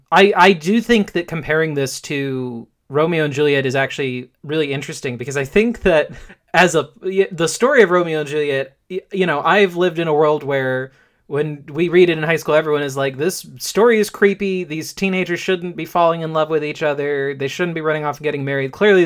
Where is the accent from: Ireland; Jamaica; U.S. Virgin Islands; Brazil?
Jamaica; now in New York, United States; my family listens to … because we're Jamaican